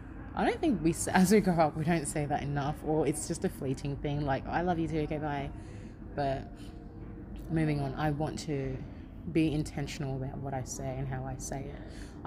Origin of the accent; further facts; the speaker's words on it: Australia; Even though I grew up in Australia, I still can't go, hey, Mary. I still call them auntie.